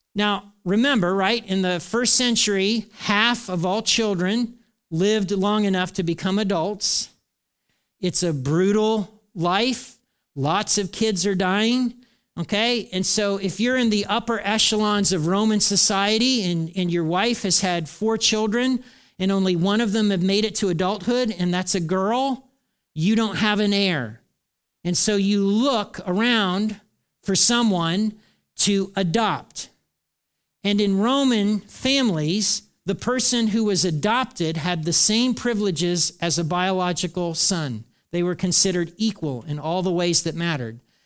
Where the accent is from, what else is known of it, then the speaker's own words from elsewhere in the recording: United States; we're Americans